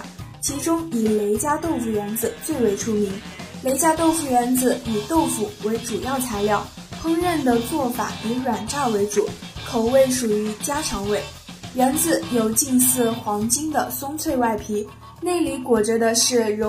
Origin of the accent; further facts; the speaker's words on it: Chongqing, China; 作为重庆人的我来说，